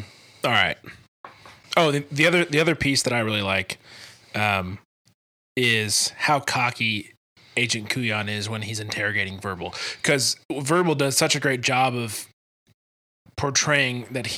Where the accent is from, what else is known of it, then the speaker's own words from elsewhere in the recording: Scotland, United Kingdom; I don't know, I'm Scottish.